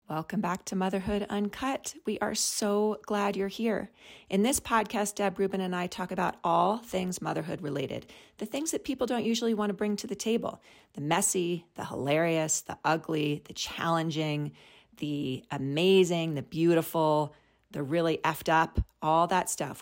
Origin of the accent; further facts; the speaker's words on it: New York City, New York, United States; now in Colorado, United States; I grew up in New York City, and there is a part of me that's, like, wants a New Yorker, always a New Yorker